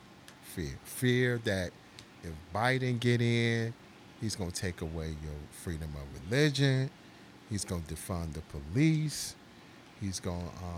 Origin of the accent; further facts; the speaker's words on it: Chicago, Illinois, United States; I'm from Chicago.